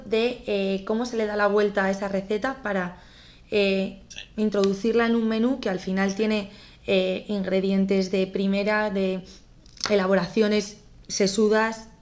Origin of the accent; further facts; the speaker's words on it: Navarre, Spain; mi madre es sevillana, pero yo me crié aquí en, en Navarra